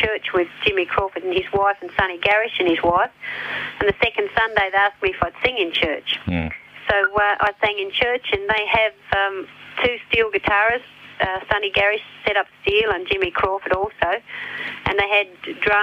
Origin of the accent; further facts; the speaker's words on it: Australia; I'm still Australian, and I still love working in Australia and meeting the Australian people